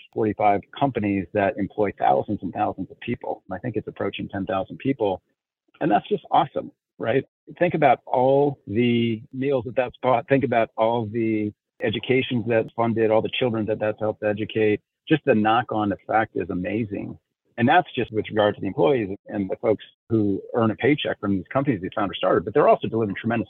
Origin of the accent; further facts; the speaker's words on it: Elkhart, Indiana, United States; I grew up in a small industrial town called Elkhart, Indiana, which is known as the RV capital of the world